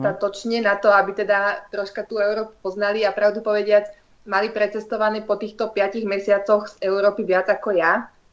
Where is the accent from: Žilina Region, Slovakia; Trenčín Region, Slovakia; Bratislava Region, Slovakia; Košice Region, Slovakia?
Trenčín Region, Slovakia; Trenčín; also born or lived in Netherlands; ja som z Trenčína